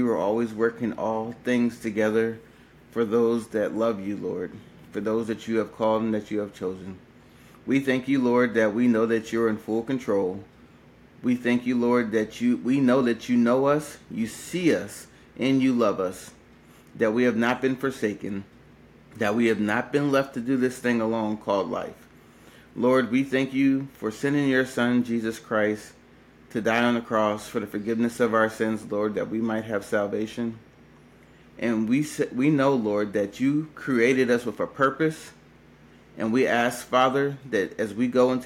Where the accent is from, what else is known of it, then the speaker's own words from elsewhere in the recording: Maryland, United States; I'm actually from the East Coast on Maryland